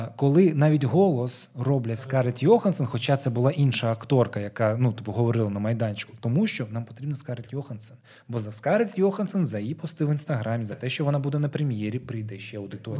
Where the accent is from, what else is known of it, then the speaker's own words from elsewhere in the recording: Crimea, Ukraine; moved away as an adult; now in Kyiv, Ukraine; в ПГТ, звідки я родом